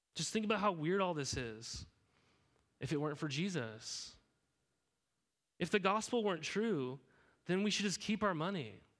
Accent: Helena, Montana, United States; now in Corvallis, United States; I grew up in Helena, Montana

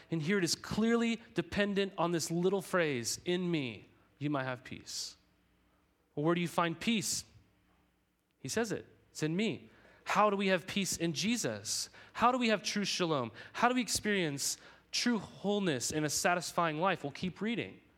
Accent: United States; I'm an American, okay? I'm a citizen of this country.

